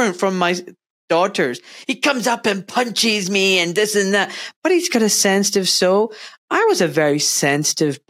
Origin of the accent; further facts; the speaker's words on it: Scotland, United Kingdom; moved away as an adult; now in England, United Kingdom; I was born in Scotland and grew up there and had an amazing education and childhood.